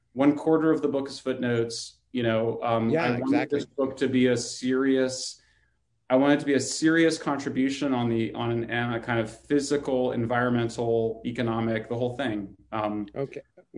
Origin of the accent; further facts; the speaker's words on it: California, United States; my home state of California